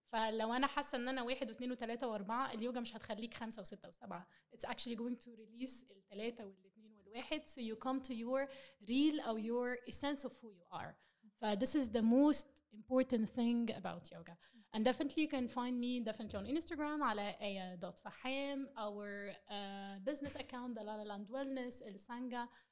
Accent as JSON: {"language": "Arabic", "country": "Egypt", "said": "بما اننا مصريين"}